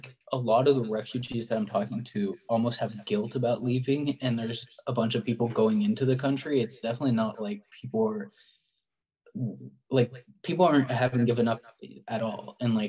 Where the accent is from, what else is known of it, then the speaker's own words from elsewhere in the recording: United States; as an American